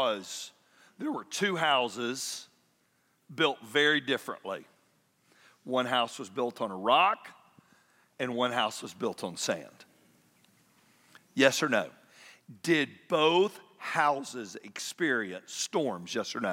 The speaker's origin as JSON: {"language": "English", "town": "Atlanta", "region": "Georgia", "country": "United States", "tie": "born or raised there", "said": "I grew up in Atlanta"}